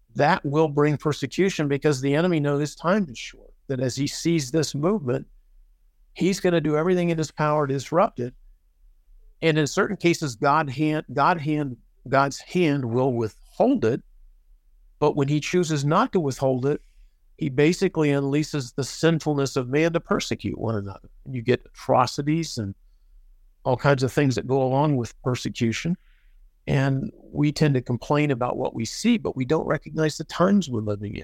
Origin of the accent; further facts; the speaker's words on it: United States; I'm an American and I love the United States